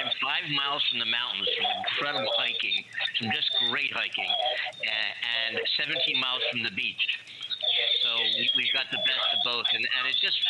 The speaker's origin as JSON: {"language": "English", "town": "Philadelphia", "region": "Pennsylvania", "country": "United States", "moved": "as an adult", "lives_now": "Pasadena, United States", "said": "I'm from Philadelphia originally, and came out here about 6 years ago. Actually, I came out for 2 years and then I moved back. And then came out again"}